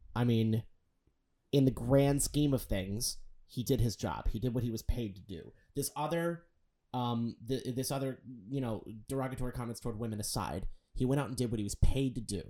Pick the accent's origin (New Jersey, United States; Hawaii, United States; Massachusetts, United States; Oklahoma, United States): Massachusetts, United States; Boston; I'm from Boston